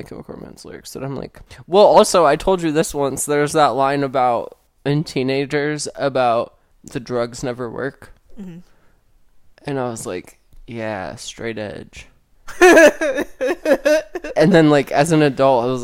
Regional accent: United States; accent: American; my American accent

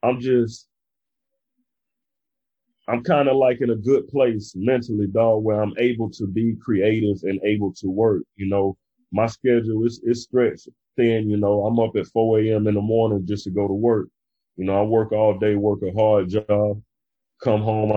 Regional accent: Brunswick, Georgia, United States; now in South Florida, United States; my hometown, which is Brunswick, Georgia

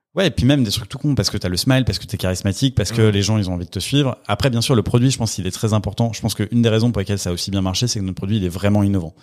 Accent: Villeurbanne, Auvergne-Rhône-Alpes, France; moved away as an adult; now in Paris, France; je viens de, de Villeurbanne à côté de Lyon

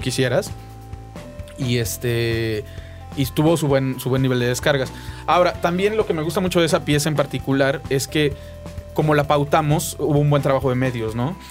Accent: Mexico; also born or lived in Buenos Aires, Argentina; vengo de México y estoy buscando trabajo

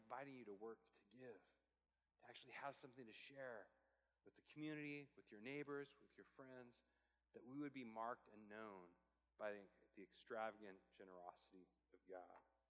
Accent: Portland, Oregon, United States; I'm from Portland

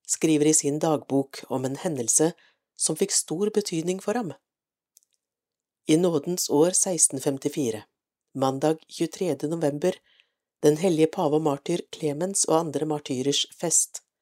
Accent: Nordland, Norway; ettersom jeg selv er nordlending, født og oppvokst i Lofoten. Det føles for meg som om hver setning er skrevet om min barndomstilværelse. Jeg er født under krigen

